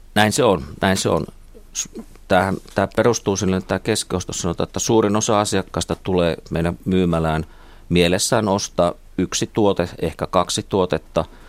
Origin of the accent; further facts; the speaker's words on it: Kuopio, North Savo, Finland; moved away as an adult; also born or lived in Uppsala / Helsinki; olen kotoisin Kuopiosta, niin siellä Kuopiossa ei niin torilla puhuttu ruotsia